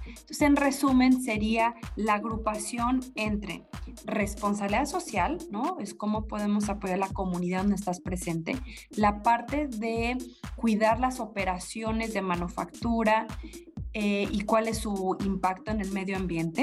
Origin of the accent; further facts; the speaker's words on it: Mexico; nosotros como mexicanos